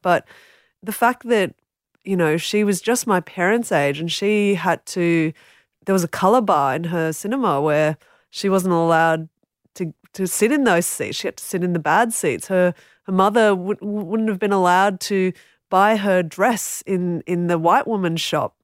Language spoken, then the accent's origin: English; Australia; as a non-Indigenous Australian, and it's just as an Australian